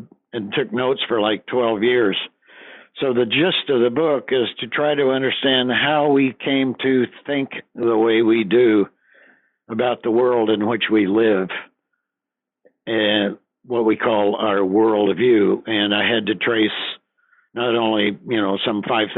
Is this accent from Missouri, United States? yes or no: yes; the Ozarks of southwestern Missouri, United States; also born or lived in Wisconsin; My parents have pretty quickly moved to the Ozarks of southwestern Missouri. I was about a year old, and I was brought up on a farm